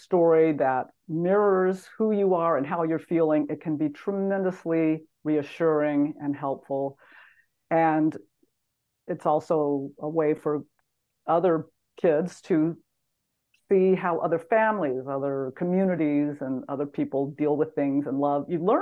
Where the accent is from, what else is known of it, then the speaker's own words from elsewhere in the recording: Texas, United States; moved away; I am a Texan by birth